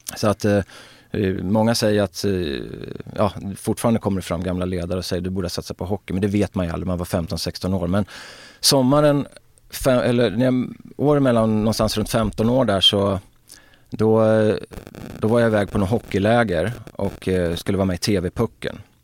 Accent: Örebro, Örebro County, Sweden; det var ett strulområde, Markparken på den tiden, där jag växte upp alltså på 70-talet och Markparken vid den tidpunkten var ju liksom Örebros

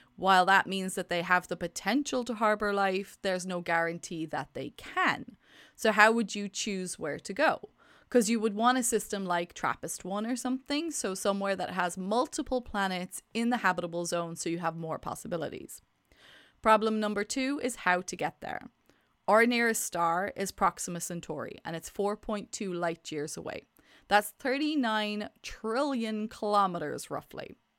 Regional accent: Ireland; accent: Irish; I'm Irish

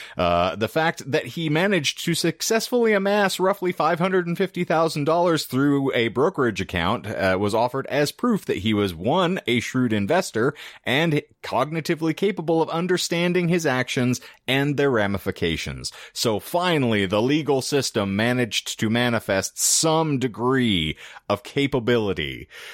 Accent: United States; we, as the American public

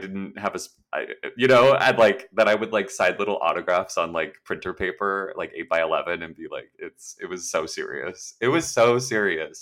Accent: Los Angeles, California, United States; also born or lived in New York; I'm, like, born and raised in SoCal

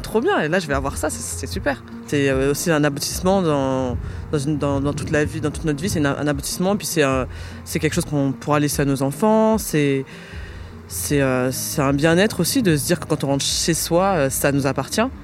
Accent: Paris, Île-de-France, France; j'ai grandi à Paris

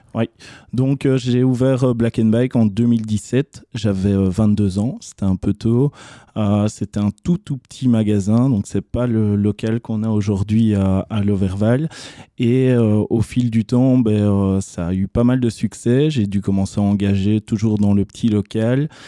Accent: Charleroi, Wallonia, Belgium; suis Carolo, je revendique le fait que je suis Carolo, donc j'ai grandi à Couillet

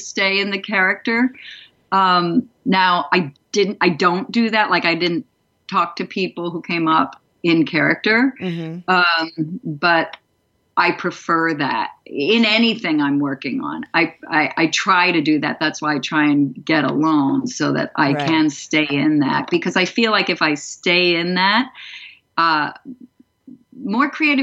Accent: East Coast, United States; moved away as an adult; also born or lived in Dallas, Texas; I'm from the East Coast

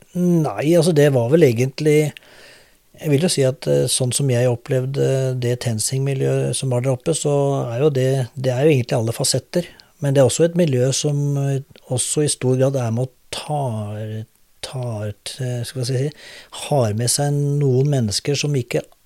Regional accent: Drammen, Buskerud, Norway; also born or lived in Oslo / Hauketo / Lier; jeg er drammenser

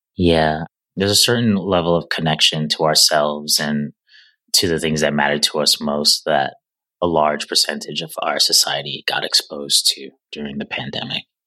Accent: New York City, New York, United States; as a New Yorker

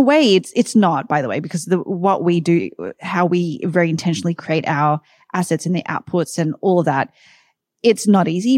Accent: Sydney, New South Wales, Australia; moved away as an adult; also born or lived in New York, United States; now in Austin, United States; Sydney, Australia is where I'm originally from

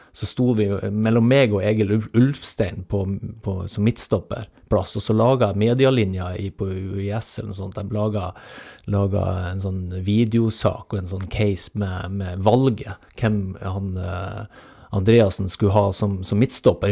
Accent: Hemnesberget, Nordland, Norway; moved away; also born or lived in Rogaland; Hemnesberget på Helgelandskysten. Så jeg er ikke født i Stavanger

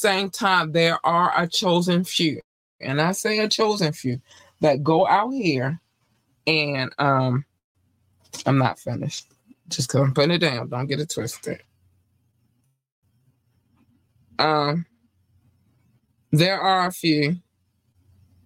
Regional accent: North Carolina, United States; I was born in North Carolina

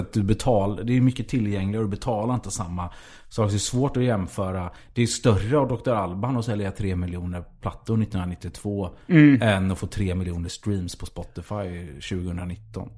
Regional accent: Gothenburg, Västra Götaland, Sweden; för mig som var göteborgare

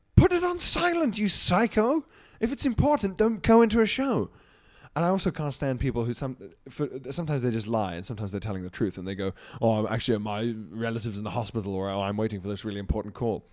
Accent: Isle of Man; moved away; also born or lived in Johannesburg, South Africa; growing up on the Isle of Man

